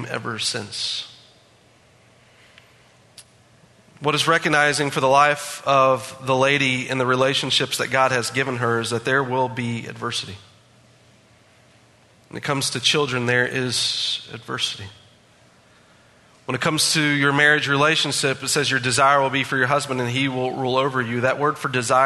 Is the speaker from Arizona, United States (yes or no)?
no; West Virginia, United States; growing up in West Virginia